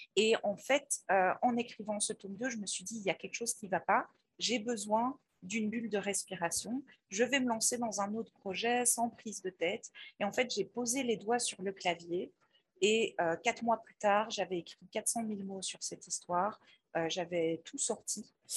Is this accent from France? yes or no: no; Belgium; moi, je suis belge